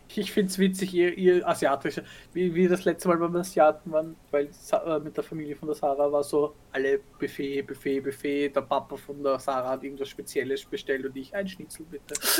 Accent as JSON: {"language": "German", "region": "Vienna", "country": "Austria", "said": "als Wienerin"}